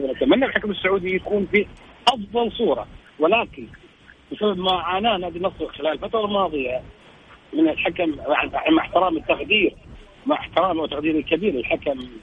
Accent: Kuwait; احنا كذلك ككويتيين كاعلاميين كويتيين

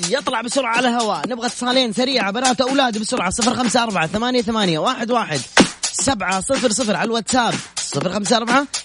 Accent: Yemen; now in Jeddah, Saudi Arabia; انا من اليمن

